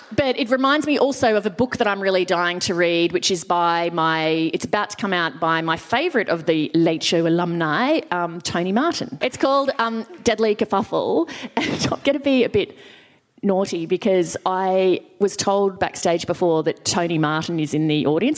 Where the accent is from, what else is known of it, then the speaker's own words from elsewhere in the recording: Australia; as an Australian